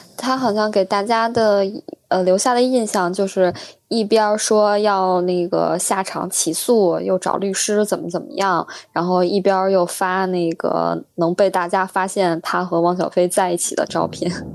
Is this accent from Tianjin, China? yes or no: no; Beijing, China; 我们北京人